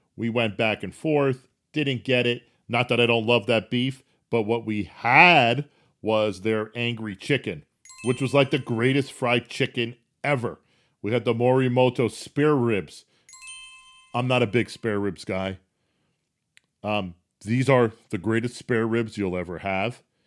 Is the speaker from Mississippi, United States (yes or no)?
no; New Jersey, United States; I'm a native New Jerseyan.